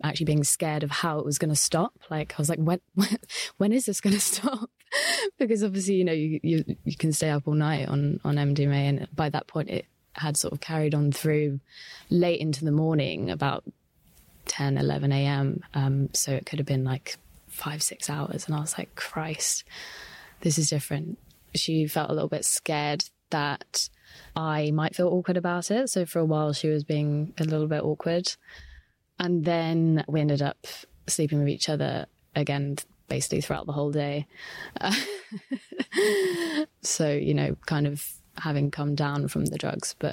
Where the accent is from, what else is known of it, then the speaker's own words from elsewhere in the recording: Devon, South West England, United Kingdom; I grew up in Devon, and it was sort of a really small, tiny, rural town